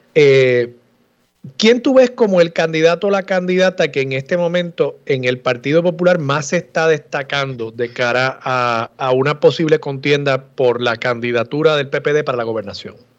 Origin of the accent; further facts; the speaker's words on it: Levittown, Puerto Rico; yo me crié en la segunda sección y nosotros nos creemos pueblo